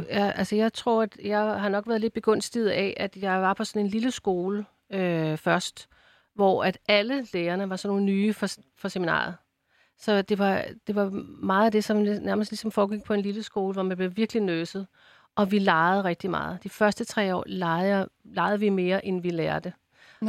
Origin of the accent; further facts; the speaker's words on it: Ballerup, Capital Region of Denmark, Denmark; jeg kommer jo fra Ballerup